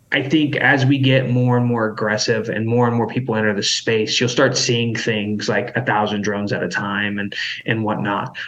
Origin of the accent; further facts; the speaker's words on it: Idaho, United States; growing up in Idaho